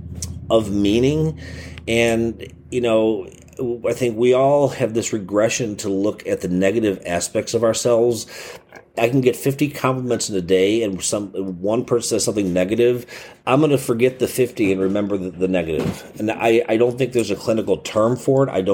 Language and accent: English; Chicago, Illinois, United States; I'm from Chicago